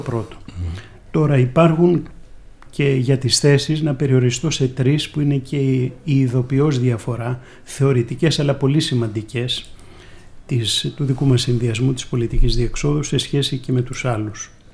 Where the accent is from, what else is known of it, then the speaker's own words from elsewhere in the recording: Athens, Attica, Greece; also born or lived in Corfu; έχω γεννηθεί στην αθηνα στην Κεσαριανή συγκεκριμένα